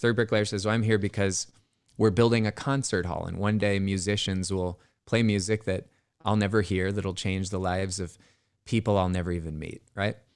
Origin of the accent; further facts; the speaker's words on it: Bay Area, California, United States; I grew up in the Bay Area